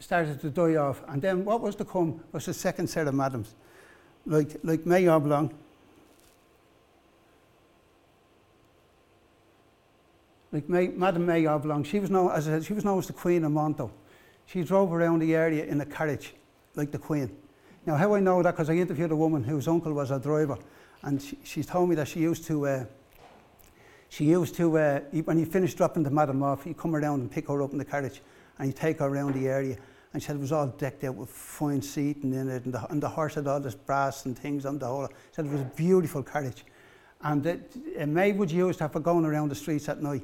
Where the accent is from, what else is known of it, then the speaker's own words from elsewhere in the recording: Dublin, Leinster, Ireland; I was born there in Corporation Buildings